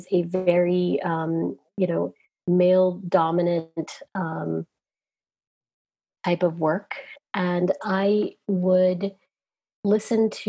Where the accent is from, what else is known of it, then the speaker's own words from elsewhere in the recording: Southern Virginia, United States; as a young child growing up in Southern Virginia